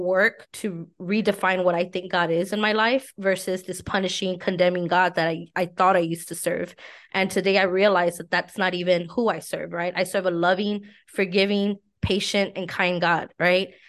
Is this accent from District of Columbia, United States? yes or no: no; San Antonio, Texas, United States; I'm from San Antonio